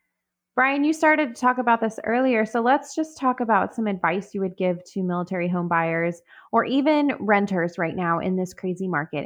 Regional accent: Tidewater, Virginia, United States; I'm from the Tidewater area.

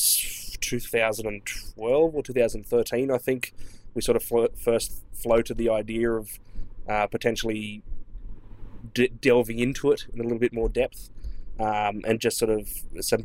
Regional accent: Australia; accent: Australian; from Australia, if you can't tell by my accent

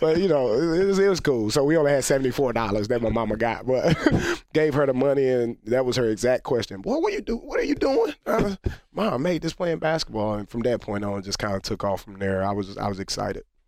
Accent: United States; also born or lived in France; as an American

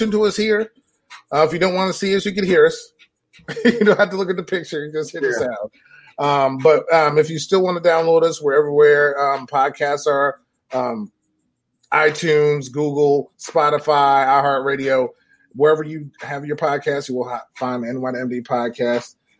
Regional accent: New York, United States; I'm from New York

